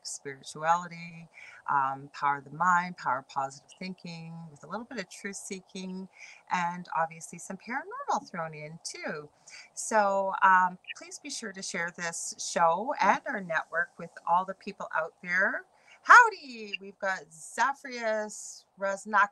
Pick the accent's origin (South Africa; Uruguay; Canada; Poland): Canada; I'm a Canadian clairvoyant medium